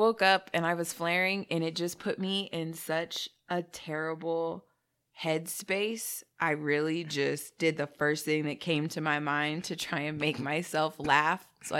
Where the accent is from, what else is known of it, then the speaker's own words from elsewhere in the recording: Arizona, United States; moved away; Yeah, because we came from Arizona.